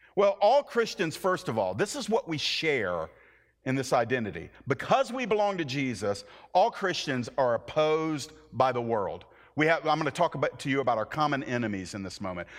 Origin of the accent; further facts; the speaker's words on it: the American South, United States; a little Southern Irish background guy